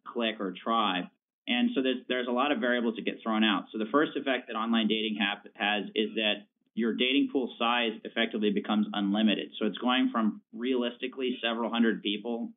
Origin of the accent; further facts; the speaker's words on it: Richmond, Virginia, United States; I'm from Richmond, Virginia